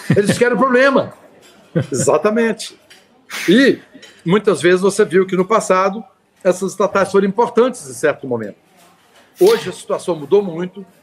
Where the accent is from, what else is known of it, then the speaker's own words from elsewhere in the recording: Minas Gerais, Brazil; Eu sou mineiro